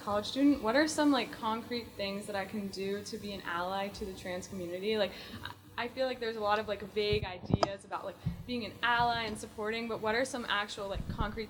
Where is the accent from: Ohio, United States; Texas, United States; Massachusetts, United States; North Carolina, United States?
Massachusetts, United States; Natick; moved away as an adult; now in Washington, D.C., United States; I'm a sophomore at AU. I'm studying poli sci, and I'm from Massachusetts.